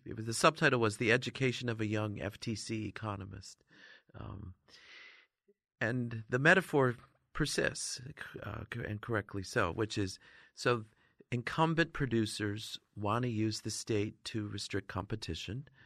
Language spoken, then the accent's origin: English; Northern New York, United States; I grew up in Northern New York, actually, there's lots of Amish